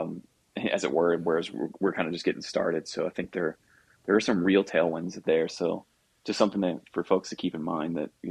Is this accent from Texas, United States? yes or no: yes; Texas, United States; Texas itself, that's, you know, my home state.